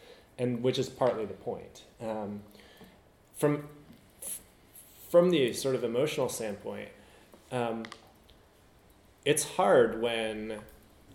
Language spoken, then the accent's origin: English; United States; As an American